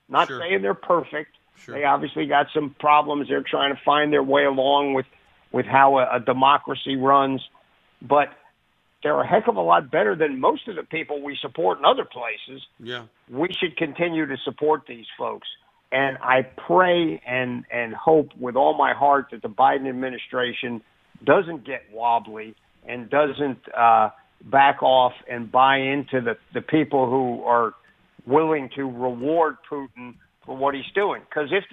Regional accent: United States; as an American military person

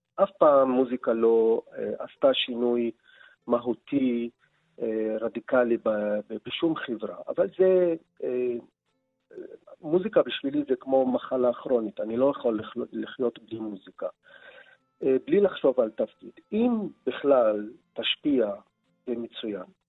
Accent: Nazareth, Northern District, Israel; Hebrew is a second language; moved away as an adult; also born or lived in former Soviet Union / Berlin; אני יליד נצרת, בית ליברלי, רב תרבותי

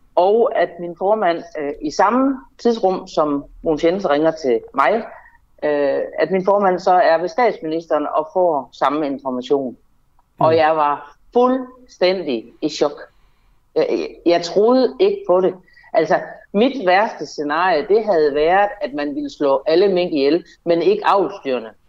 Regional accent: North Jutland, North Denmark Region, Denmark; jeg kommer jo fra Nordjylland

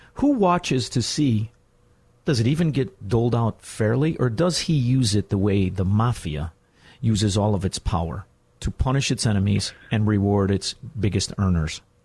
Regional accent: Chicago, Illinois, United States; I'm from Chicago

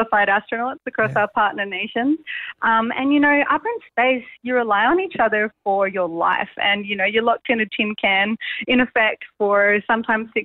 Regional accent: Sydney, New South Wales, Australia; growing up on the northern beaches

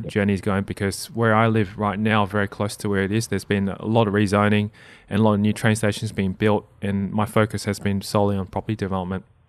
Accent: Australia; English is a second language

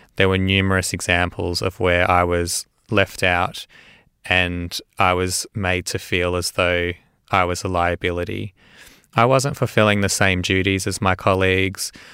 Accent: Melbourne, Victoria, Australia; I was born and raised in Melbourne. Um, I grew up in a Jewish area, I'm Jewish background, uh, called Caulfield

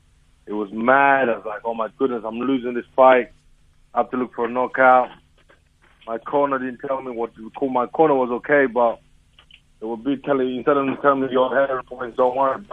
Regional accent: Zimbabwe; Bro, I will not change it for anything. You know, I like it. I'm an African. I like being African.

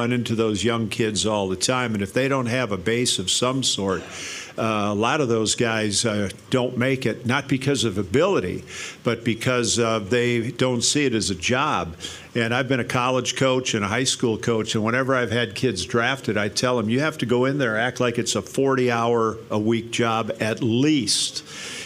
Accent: Grafton, Wisconsin, United States; I grew up, like you mentioned, in Grafton

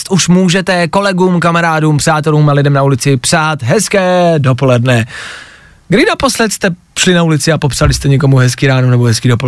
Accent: Chomutov, Ústí nad Labem Region, Czechia; Jsem z Chomutova.

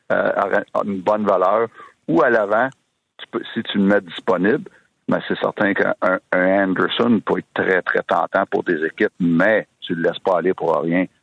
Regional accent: Canada; Sauf que je suis Canadien, moi, je veux le garder.

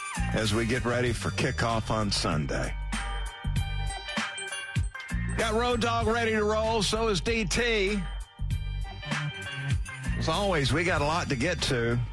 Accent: South Georgia, United States; now in Atlanta, United States; growing up in South Georgia

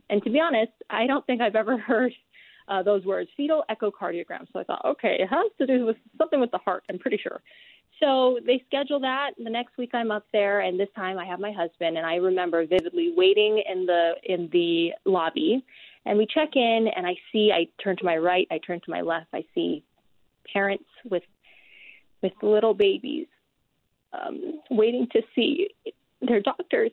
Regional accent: Hawaii, United States; now in Utah, United States; I'm natively from Hawaii, and so to be here in Utah

